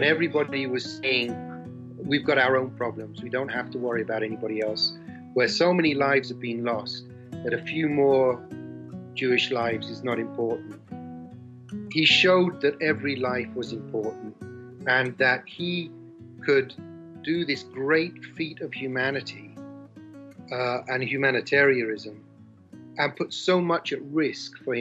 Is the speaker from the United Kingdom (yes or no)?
yes; England, United Kingdom; moved away as an adult; now in Philippines; I grew up in England in the 60s and 70s.